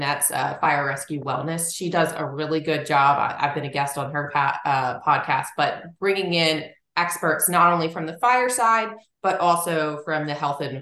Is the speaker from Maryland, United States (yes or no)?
yes; Linthicum, Maryland, United States; I grew up in like just south of Baltimore, Maryland, in Linthicum